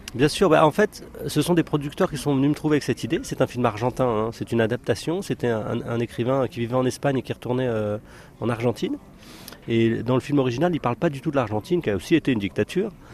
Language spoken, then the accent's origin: French; France; je suis pas né en Algérie, je suis né en France